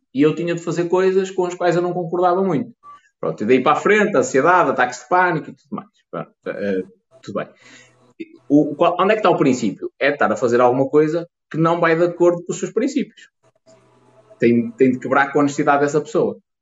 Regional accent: the North, Norte, Portugal; accent: northern; eu sou um gajo do Norte

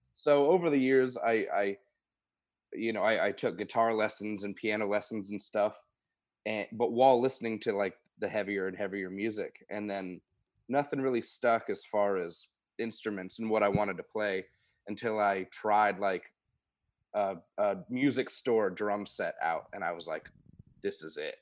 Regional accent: Oldham County, Kentucky, United States; also born or lived in Louisville, Kentucky; I'm from Louisville, Kentucky, Oldham County, Kentucky originally

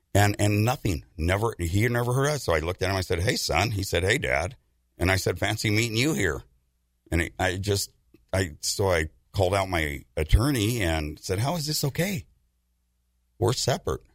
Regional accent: United States; I'm an American

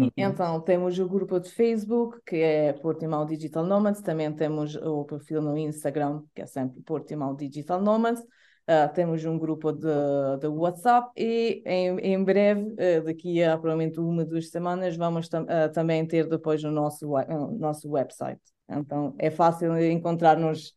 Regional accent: Italy; Portuguese is a second language; moved away as an adult; now in Alvor, Portugal; eu sou italiana, uh, moro aqui em, em Alvor uh, desde 2018.

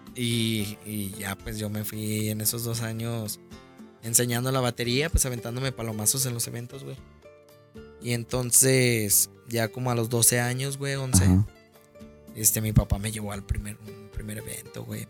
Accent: León, Guanajuato, Mexico; originario soy de aquí, de León, Guanajuato

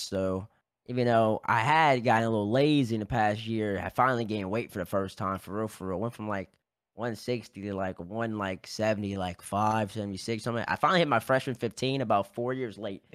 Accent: Baton Rouge, Louisiana, United States; moved away as an adult; I'm from Baton Rouge, Louisiana

